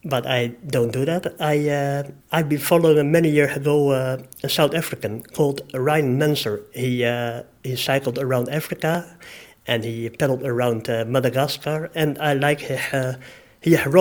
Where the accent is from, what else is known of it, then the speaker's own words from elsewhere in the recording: Netherlands; moved away; also born or lived in Australia / Philippines; I am from Holland